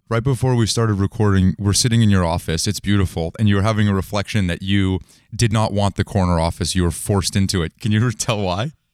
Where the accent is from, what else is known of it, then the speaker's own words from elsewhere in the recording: Bay Area, California, United States; I grew up in the Bay Area